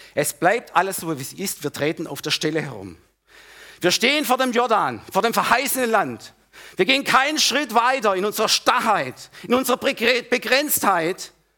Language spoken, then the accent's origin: German; Germany; wir Deutsche, gerade wir Deutsche oder Mitteleuropäer, nein, wir Deutsche